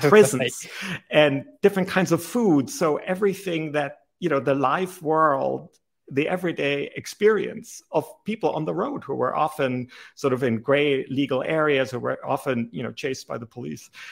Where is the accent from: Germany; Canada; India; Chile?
Germany; English is a second language; now in United States; I grew up in Germany.